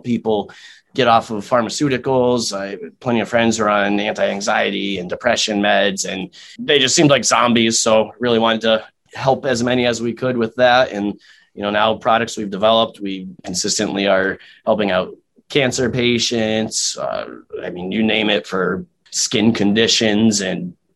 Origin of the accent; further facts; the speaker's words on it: Massachusetts, United States; moved away as an adult; now in Connecticut, United States; I was originally from Massachusetts. I just moved down to Connecticut about six, seven months ago now